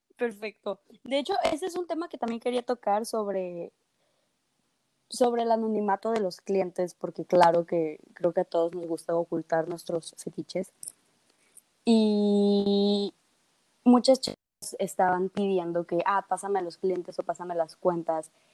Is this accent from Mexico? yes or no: yes; Mexico; yo siendo de México